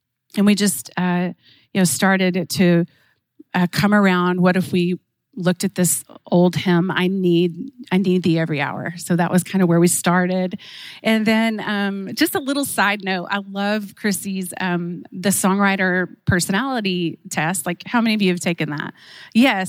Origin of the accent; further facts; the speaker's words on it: Oklahoma, United States; I was raised in Oklahoma, just a country girl at heart.